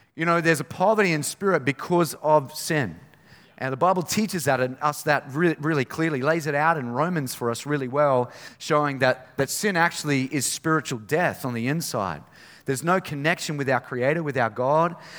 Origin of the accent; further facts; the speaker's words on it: Innisfail, Queensland, Australia; I grew up in Innisfail